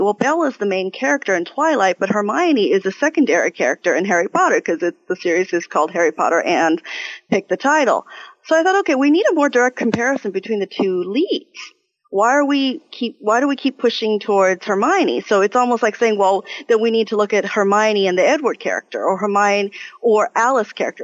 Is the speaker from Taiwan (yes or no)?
yes; Taiwan; moved away; I am from originally from Taiwan, so I am Chinese